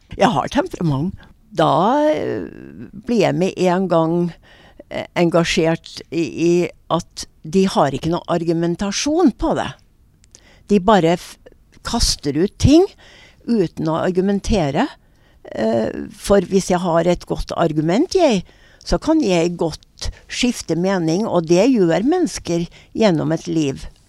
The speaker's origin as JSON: {"language": "Norwegian", "country": "Norway", "said": "jeg er jo norsk"}